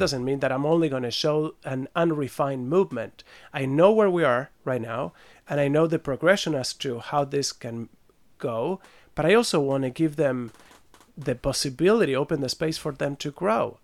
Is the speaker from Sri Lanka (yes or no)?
no; Buenos Aires, Argentina; also born or lived in France; now in Switzerland; born in France, I grew up in Buenos Aires.